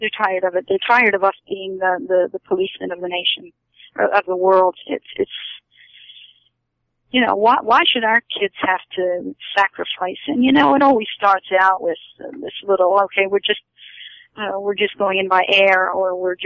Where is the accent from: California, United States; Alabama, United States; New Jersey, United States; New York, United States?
New Jersey, United States; Haddon Township; moved away; also born or lived in Barrington, New Jersey; I'm from South Jersey also